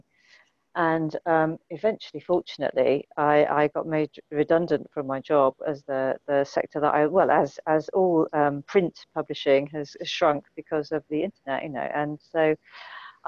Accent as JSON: {"language": "English", "town": "Winchester", "region": "South East England", "country": "United Kingdom", "tie": "born or raised there", "also_born_or_lived": "just outside London", "moved": "yes", "lives_now": "London, United Kingdom", "said": "although I was born just outside London, I then moved to Winchester, and that's where I grew up, in a tiny village."}